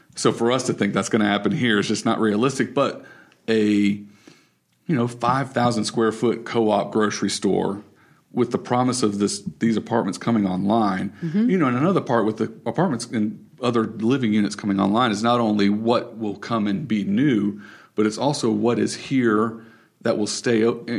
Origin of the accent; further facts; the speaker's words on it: Raleigh, North Carolina, United States; I grew up in Raleigh